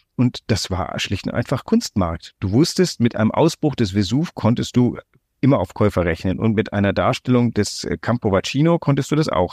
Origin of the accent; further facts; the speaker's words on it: Greece; now in Hamburg, Germany; ich bin ja in Griechenland groß geworden.